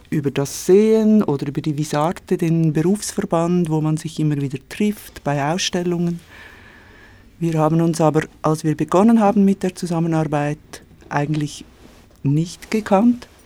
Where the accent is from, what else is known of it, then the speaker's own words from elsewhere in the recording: Switzerland; Ich bin in der Schweiz geboren und aufgewachsen.